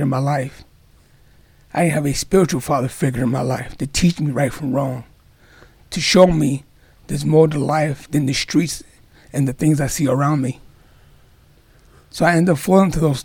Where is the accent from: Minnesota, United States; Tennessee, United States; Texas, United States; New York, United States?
New York, United States; New York City; I grew up in Far Rockaway, New York.